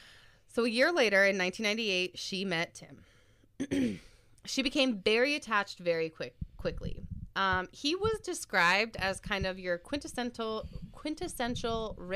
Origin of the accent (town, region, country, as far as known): United States